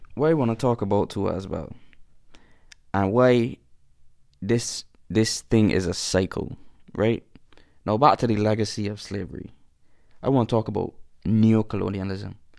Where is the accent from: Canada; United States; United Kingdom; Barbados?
Barbados